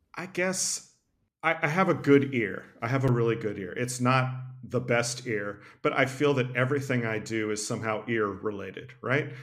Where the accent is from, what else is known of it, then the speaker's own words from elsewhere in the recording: Tennessee, United States; I grew up in Tennessee